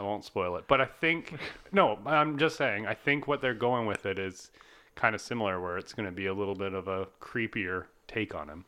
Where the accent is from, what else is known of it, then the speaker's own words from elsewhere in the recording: Canada; we're Canadian